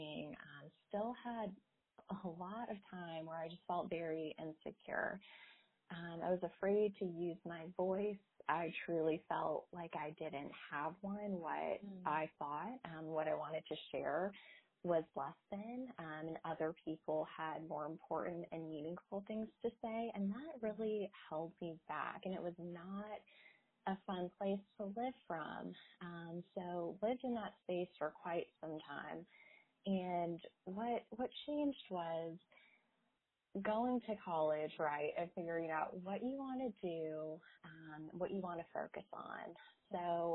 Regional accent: Naples, Florida, United States; moved away as an adult; also born or lived in Northeast United States; now in Charlotte, United States; I grew up down in Naples, Florida, and then went to undergrad and grad school up in the Northeast.

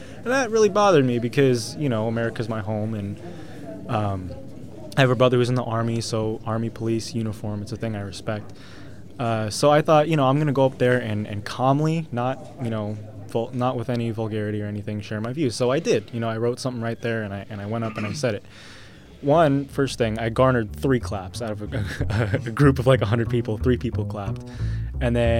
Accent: San Jose, California, United States; I grew up in San Jose, California, so I'm a local boy

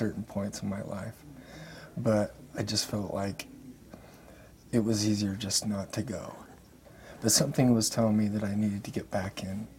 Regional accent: Salt Lake City, Utah, United States; also born or lived in Mountain Home, Idaho; Right here in Salt Lake City.

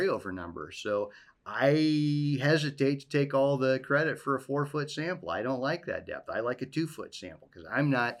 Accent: Southwest Iowa, United States; moved away; I grew up in Southwest Iowa

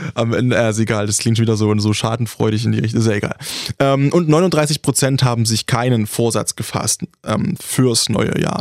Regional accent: Saxony, Germany; accent: Ursächsisch; moved away; kommen wir aus Sachsen und ich bin der, der am saubersten redet

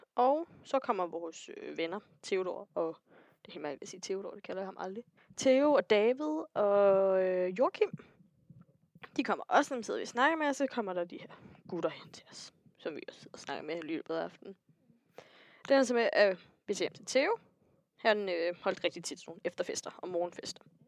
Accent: Næstved, Zealand, Denmark; Næstved, ja. hvor jeg kommer fra

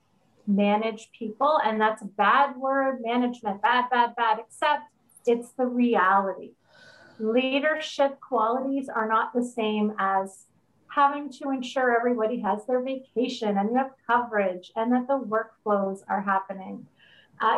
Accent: Canada; I am a Canadian, otherwise known as Canadian

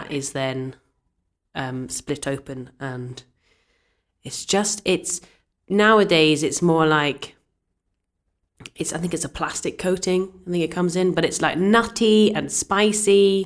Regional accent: Scotland, United Kingdom; I'm Scottish

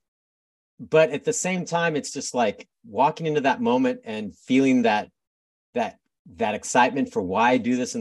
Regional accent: San Diego, California, United States; now in Portland, United States; I grew up in San Diego

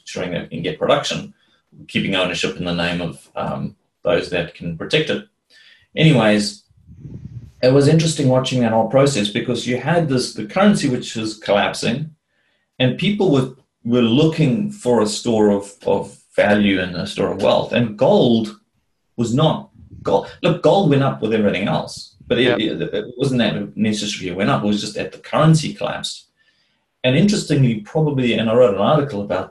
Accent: South Africa; moved away; because I come from South Africa, that was where I was originally from.

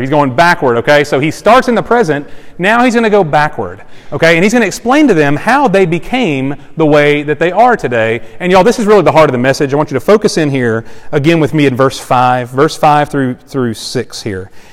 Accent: Cameron, Texas, United States; moved away; also born or lived in Starkville, Mississippi; I was born in Cameron, Texas, population 5,500

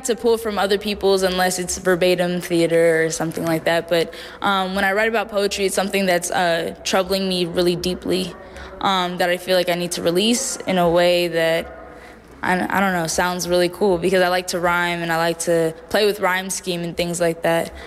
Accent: Oakland, California, United States; I grew up in Oakland

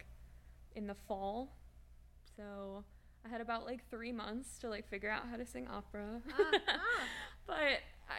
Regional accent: St. Louis, Missouri, United States; I grew up in St. Louis

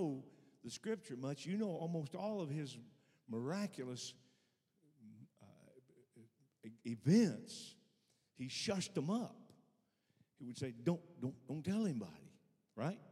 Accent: Arkansas, United States; I'm born and raised in Arkansas

